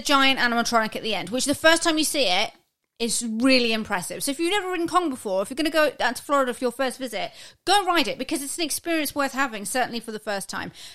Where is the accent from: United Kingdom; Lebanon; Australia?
United Kingdom; we're British